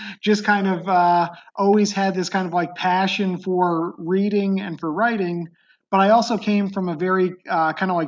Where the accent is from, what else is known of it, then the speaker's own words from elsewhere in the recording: Beacon, New York, United States; I grew up in upstate New York. It was a city called Beacon in the Hudson Valley